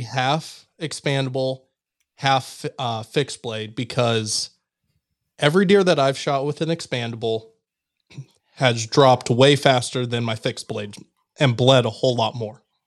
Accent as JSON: {"language": "English", "region": "Missouri", "country": "United States", "tie": "born or raised there", "said": "my home state"}